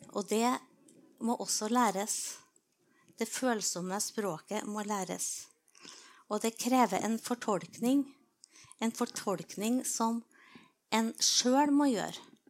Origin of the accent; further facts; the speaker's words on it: Trondheim, Trøndelag, Norway; jeg vokste opp på Byneset utafor eh, Trondheim, skikkelig på landet